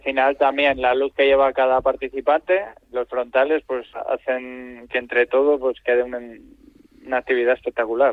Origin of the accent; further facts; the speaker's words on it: Espinama, Cantabria, Spain; yo nací en Espinama, que es un pueblo que está a tres kilómetros antes de Fuente D